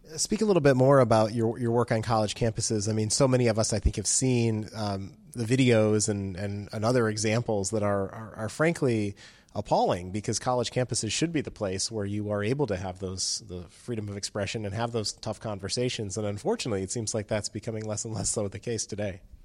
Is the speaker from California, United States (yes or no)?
no; Virginia, United States; my home state of Virginia